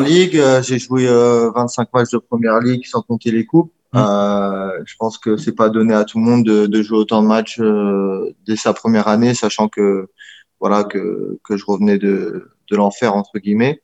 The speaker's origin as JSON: {"language": "French", "region": "Normandy", "country": "France", "moved": "as an adult", "said": "je viens de France, je dis euh, ouais, j'habite près de Paris."}